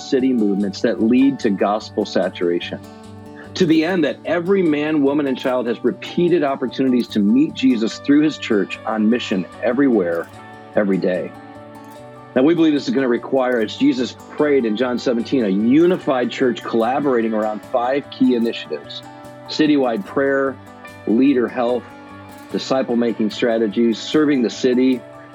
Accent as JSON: {"language": "English", "region": "Michigan", "country": "United States", "tie": "born or raised there", "said": "I grew up in Michigan"}